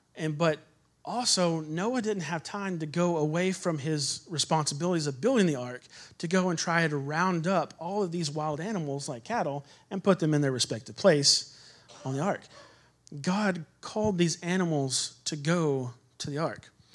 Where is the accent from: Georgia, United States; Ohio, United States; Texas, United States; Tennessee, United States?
Texas, United States; I'm from Texas